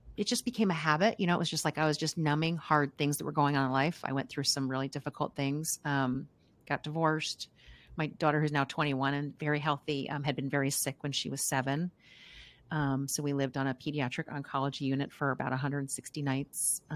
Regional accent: outside Philadelphia, Pennsylvania, United States; now in Kentucky, United States; I am grew up outside Philadelphia

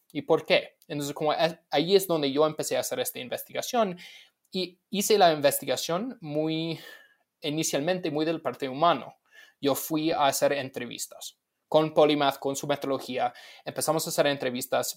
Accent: Los Angeles, California, United States; moved away; locales de mi pueblo, básicamente en Los Ángeles, en los Estados Unidos

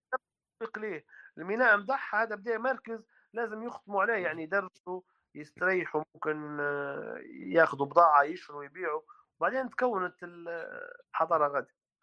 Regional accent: Tripoli, Tripoli District, Libya; إحنا عندنا في طرابلس

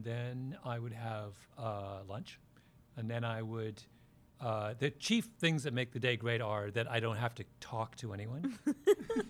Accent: outside Toronto, Ontario, Canada; now in New York, United States; I grew up outside Toronto.

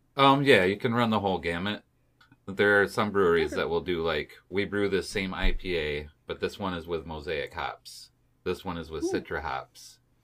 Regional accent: Michigan, United States; We're from Michigan.

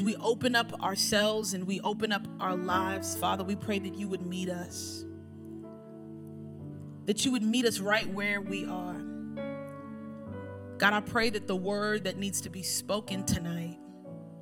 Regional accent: New York City, New York, United States; moved away; also born or lived in Miami; Growing up in Brooklyn, there's some terms that I probably would say right now that you wouldn't understand

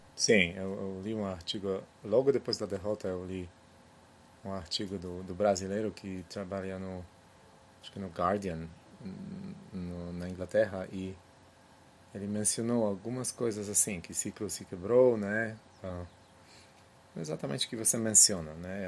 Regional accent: Poland; Portuguese is a second language; moved away; also born or lived in United States; Eu entendo isso também como polonês

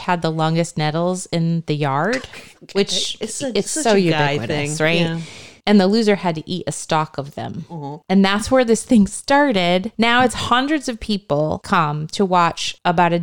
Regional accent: Connecticut, United States; I grew up in Connecticut

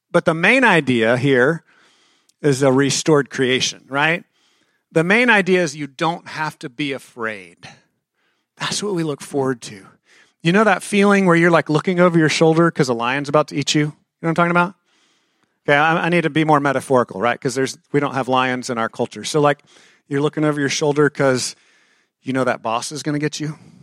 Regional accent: Texas, United States; I'm a Texan

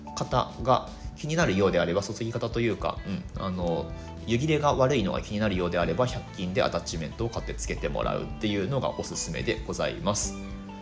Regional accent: Higashimatsushima, Miyagi, Japan; also born or lived in Ishinomaki; 出身地というのがブルーインパルスのお膝元東松島市なんですねはい石巻出身です

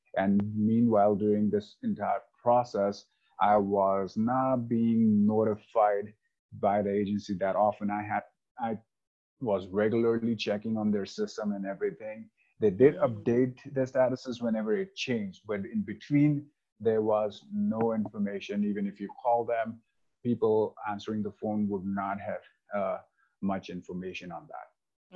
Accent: India; moved away as an adult; also born or lived in Taiwan / Denver, Colorado; now in Highlands Ranch, United States; I lived rest of my life in India, where I was born and brought up

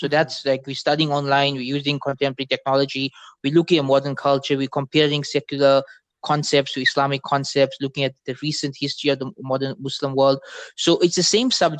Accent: Durban, KwaZulu-Natal, South Africa; I'm born in Durban, South Africa

